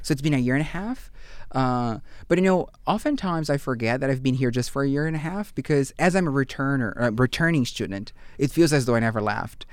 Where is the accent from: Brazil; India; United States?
Brazil; English is a second language; moved away as an adult; also born or lived in Fredericton, Canada / Portugal; now in Canada; I come from Brazil